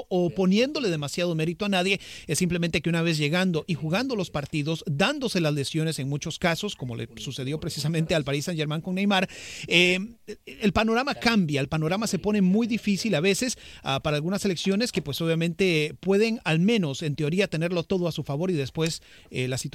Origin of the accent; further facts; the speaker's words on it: Costa Rica; Y te lo digo yo como costarricense, es una selección extremadamente diferente a la que llevó Pinto al Mundial.